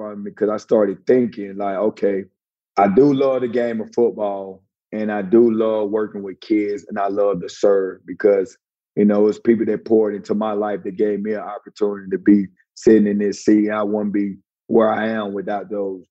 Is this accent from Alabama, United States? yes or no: yes; North Alabama, United States; I'm from North Alabama, and I grew up rooting for that other team.